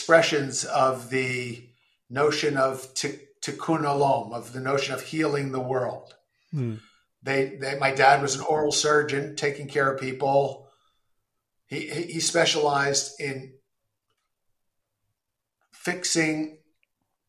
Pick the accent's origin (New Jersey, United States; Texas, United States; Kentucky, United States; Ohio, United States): New Jersey, United States; Passaic; also born or lived in Clifton, New Jersey; I grew up in Passaic and Clifton.